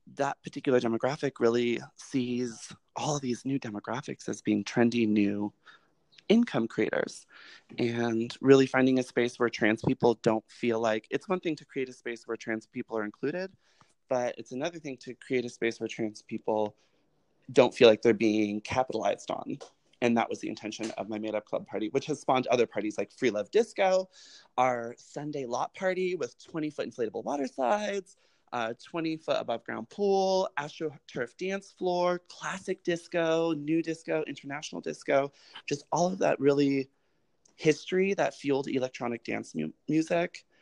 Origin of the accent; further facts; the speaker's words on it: Colorado, United States; moved away; also born or lived in Los Angeles / New York / Atlanta; I grew up in Colorado, which is primarily white, but extremely progressive